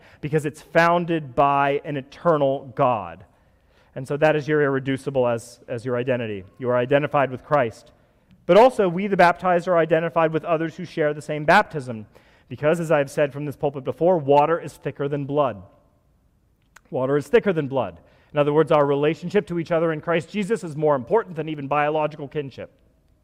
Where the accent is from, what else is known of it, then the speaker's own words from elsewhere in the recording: United States; I'm an American